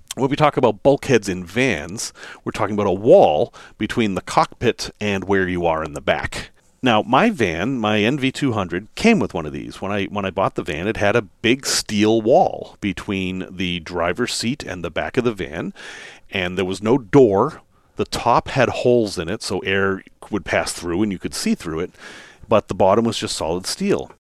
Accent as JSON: {"language": "English", "town": "Salem", "region": "Massachusetts", "country": "United States", "tie": "born or raised there", "moved": "yes", "said": "I grew up in Massachusetts, in the northeastern part of Massachusetts, actually in Salem, Massachusetts."}